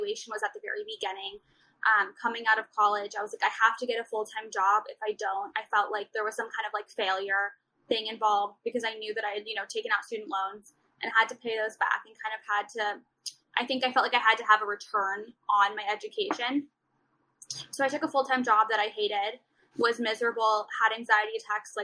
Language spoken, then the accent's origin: English; Beverly Hills, California, United States; I grew up in Beverly Hills because my parents wanted me to be in the school district